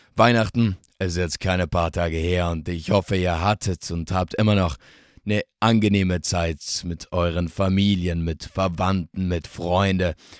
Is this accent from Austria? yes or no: no; South Tyrol, Trentino-Alto Adige, Italy; aus meiner Heimat, aus dem wunderschönen Südtirol